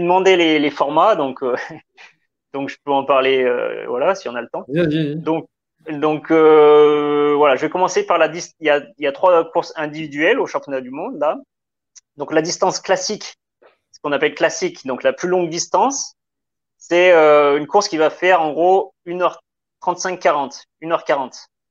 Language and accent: French; south of the Loire, Pilat massif, Auvergne-Rhône-Alpes, France; je suis originaire donc du sud de la Loire, donc de la campagne, on va dire, parce que donc mon père il est éleveur de vaches laitières, donc vraiment à la campagne, dans une dans un massif qui s'appelle le, le, Pila